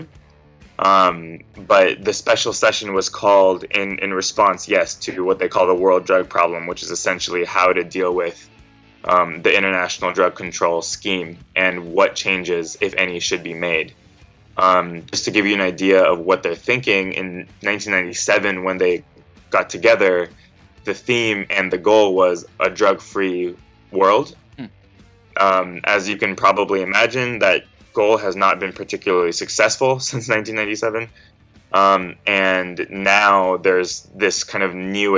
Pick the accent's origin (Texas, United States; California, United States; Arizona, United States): California, United States; Fresno; also born or lived in San Francisco Bay Area, California; I was born and raised in Fresno, California